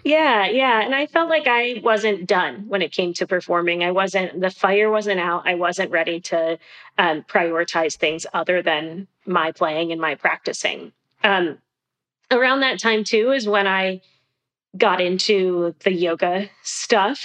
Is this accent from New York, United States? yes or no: yes; Rochester, New York, United States; I grew up in Rochester, New York